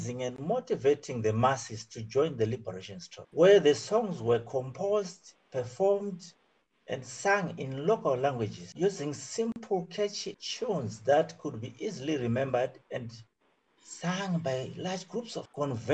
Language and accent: English; Midlands, Zimbabwe; moved away as an adult; now in China; I was born and bred in Zimbabwe in the Midlands province.